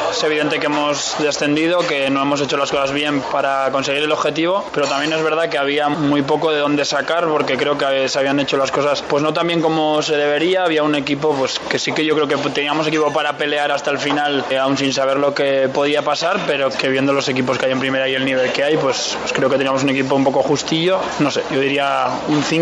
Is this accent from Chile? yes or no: no; Navarre, Spain; soy de aquí, juego cada fin de semana en equipo de mi tierra